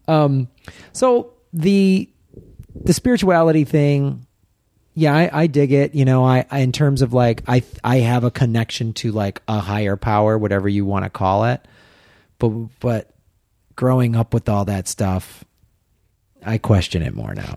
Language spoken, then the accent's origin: English; Midwest, United States; moved away as an adult; also born or lived in Madison, Wisconsin / Evanston, Illinois / Tucson, Arizona; Growing up in the Midwest